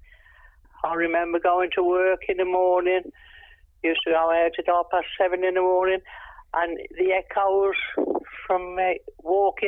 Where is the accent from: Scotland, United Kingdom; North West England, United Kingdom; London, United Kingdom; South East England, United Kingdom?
London, United Kingdom; moved away as an adult; also born or lived in Northern Ireland; now in Wolverhampton, United Kingdom; I'm a Londoner